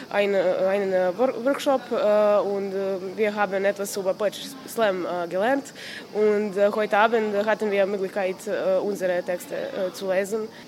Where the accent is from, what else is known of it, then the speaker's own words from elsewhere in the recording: Pećinci, Vojvodina, Serbia; German is a second language; moved away as an adult; now in Montenegro; ich komme aus Pechinci hier in Srem, aber studiere in Montenegro Deutschsprache und Literatur.